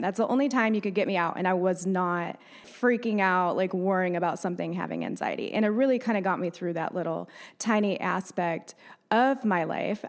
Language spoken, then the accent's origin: English; upstate New York, United States; moved away as an adult; also born or lived in Davidson, North Carolina / Cornelius, North Carolina; now in Lake Norman, United States